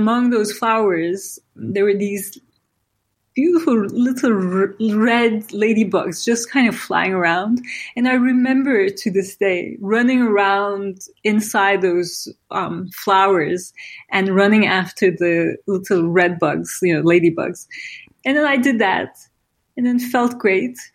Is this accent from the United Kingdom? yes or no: no; İzmir, Turkey; now in New York, United States; I grew up in Izmir, which at the time was a small Aegean city, kind of quiet and beautiful